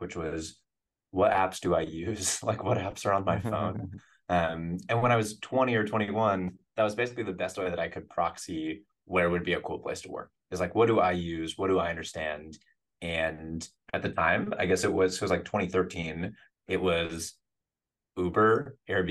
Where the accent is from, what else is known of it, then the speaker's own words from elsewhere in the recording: Western Massachusetts, United States; moved away as an adult; also born or lived in Colorado; now in San Francisco, United States; I grew up in Western Massachusetts